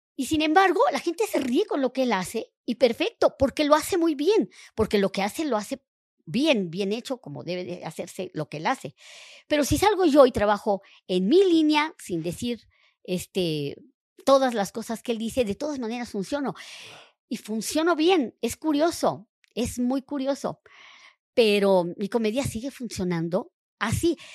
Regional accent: Veracruz, Mexico; yo soy del puerto de Veracruz

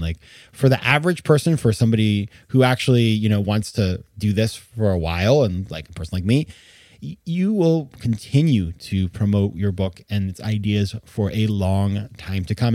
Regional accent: Maine, United States; born or raised there

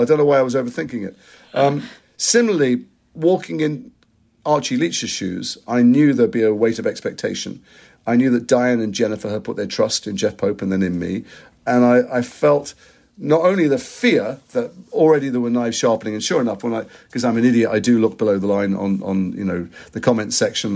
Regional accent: Liverpool, North West England, United Kingdom; I'm from Liverpool

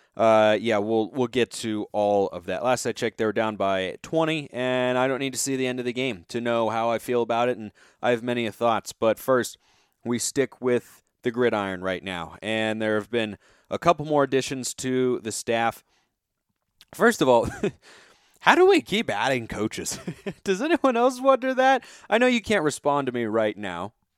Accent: Lake Oswego, Oregon, United States; moved away; my hometown, Lake Oswego Lakers

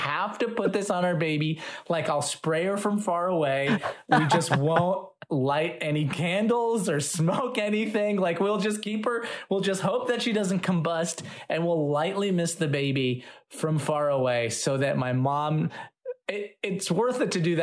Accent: Los Angeles, California, United States; I grew up here in Los Angeles

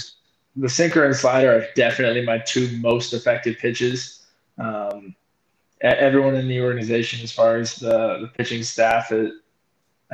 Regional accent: Arizona, United States; I'm from Arizona

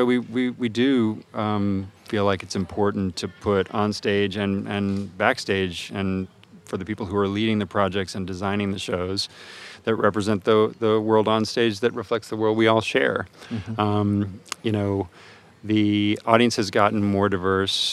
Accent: Atlanta, Georgia, United States; I grew up in Atlanta, Georgia

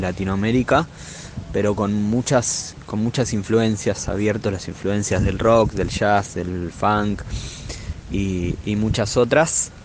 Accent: Buenos Aires, Argentina; soy músico de Buenos Aires, vivo en La Boca

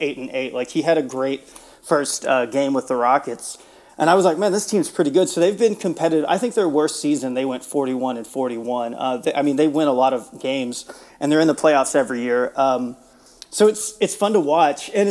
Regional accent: Houston, Texas, United States; now in Austin, United States; So I grew up in the Houston area. I grew up in a suburb of Houston, but I moved away after school, and I've been in Central Texas and Austin the rest of the time.

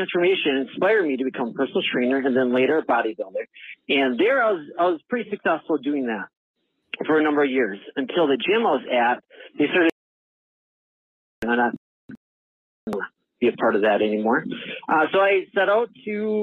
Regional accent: Eau Claire, Wisconsin, United States; I'm from Eau Claire, Wisconsin

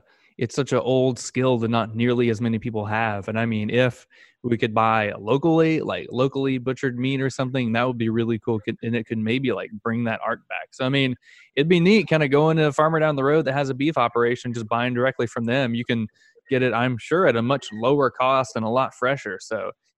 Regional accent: United States; I grew up in Calhoun County.

